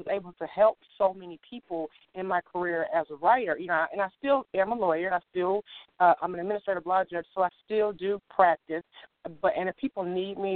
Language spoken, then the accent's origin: English; Detroit, Michigan, United States; I hail from Detroit, Michigan. Go Detroit. And I grew up in a wonderful home